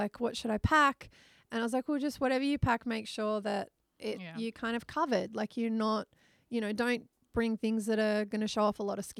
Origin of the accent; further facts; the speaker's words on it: Australia; also born or lived in United Kingdom; now in Indonesia; as an Australian